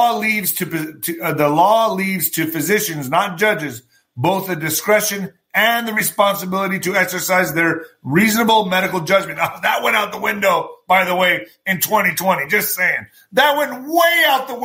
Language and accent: English; El Paso, Texas, United States; my hometown today. He's coming into El Paso